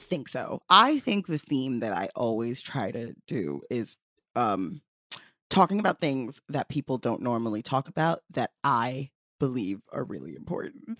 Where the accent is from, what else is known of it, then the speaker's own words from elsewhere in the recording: New York City, New York, United States; I also am from Bed-Stuy